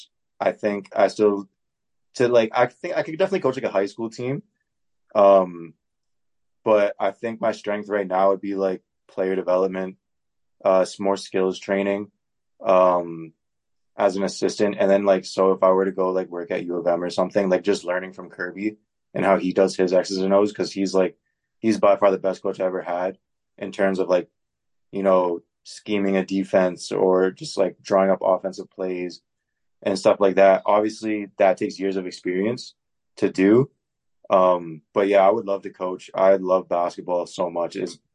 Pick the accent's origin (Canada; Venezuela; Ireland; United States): Canada; Oakville, Ontario; moved away as an adult; now in Winnipeg, Canada; I'm from Oakville